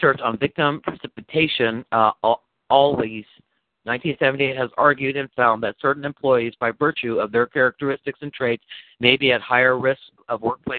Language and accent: English; United States; I'm an American motherfucker